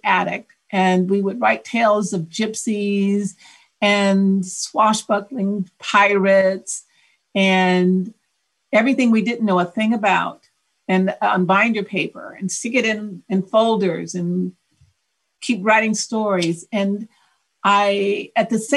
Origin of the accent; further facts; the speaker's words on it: Oakland, California, United States; I was born and raised in Oakland